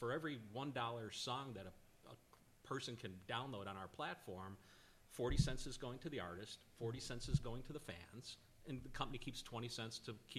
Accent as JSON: {"language": "English", "town": "Chicago", "region": "Illinois", "country": "United States", "lives_now": "Nashville, United States", "said": "From Chicago."}